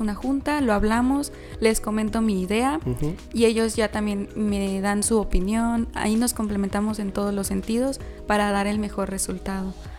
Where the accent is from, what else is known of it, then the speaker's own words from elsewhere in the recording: San Luis Potosí, Mexico; somos conocidos los potosinos